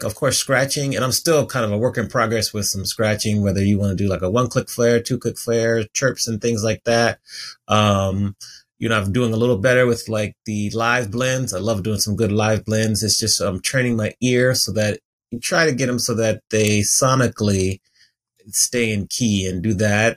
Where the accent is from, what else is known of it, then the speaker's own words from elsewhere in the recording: Silver Spring, Maryland, United States; moved away as an adult; also born or lived in Washington, D.C. / Atlanta / Chicago / Dallas; now in Los Angeles, United States; I grew up in right outside the city, D.C., Silver Spring, Maryland